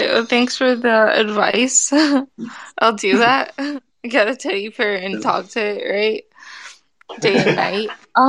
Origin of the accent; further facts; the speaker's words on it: Portland, Oregon, United States; now in Florida, United States; I'm from Portland, Oregon. So Oregon's different.